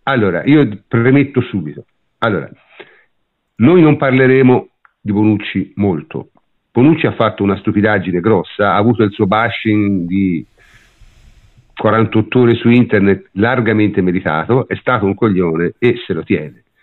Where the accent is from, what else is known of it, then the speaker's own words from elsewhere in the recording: Tuscany, Italy; io sono toscano